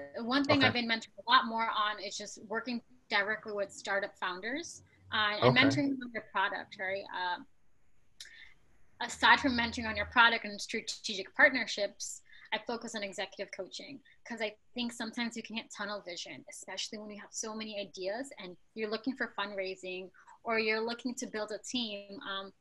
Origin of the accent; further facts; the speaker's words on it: New York City, New York, United States; also born or lived in Bangladesh; I was born in Bangladesh, it's a developing country, and I grew up in New York City